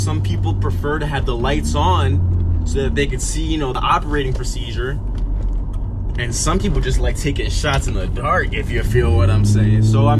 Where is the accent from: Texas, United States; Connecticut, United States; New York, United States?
Connecticut, United States; I'm from Connecticut.